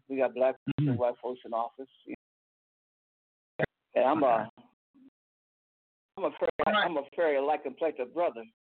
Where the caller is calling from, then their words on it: Toledo, Ohio, United States; also born or lived in Tulsa, Oklahoma; I'm calling from Toledo, Ohio.